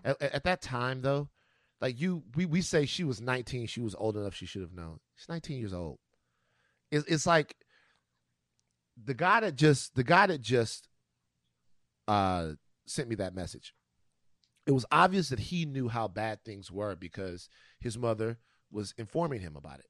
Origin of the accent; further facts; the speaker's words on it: Louisiana, United States; the Mardi Gras situation, um, that goes on, go, goes on in my home state